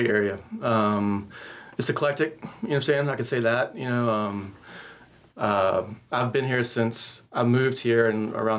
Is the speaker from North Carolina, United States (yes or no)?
yes; Statesville, North Carolina, United States; Statesville, North Carolina.